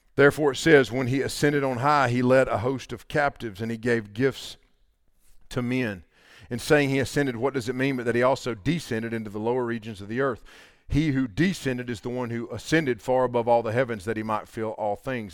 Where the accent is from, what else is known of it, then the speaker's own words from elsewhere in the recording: the Bible Belt, United States; there's a bunch of us from the Bible Belt